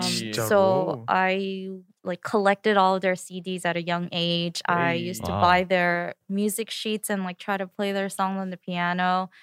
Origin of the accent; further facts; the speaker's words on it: New York City, New York, United States; moved away; We're both from Queens, New York. We went to IS 25 together.